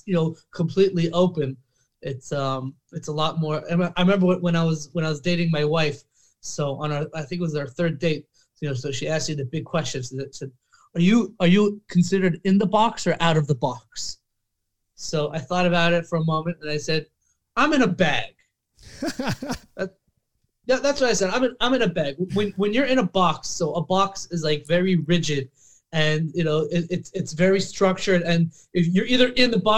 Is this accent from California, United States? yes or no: yes; Los Angeles, California, United States; moved away; I originally grew up in Los Angeles, actually in the Valley, North Hollywood, or Valley Village